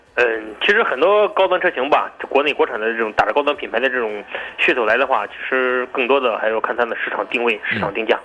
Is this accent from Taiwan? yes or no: no; China; 我们中国人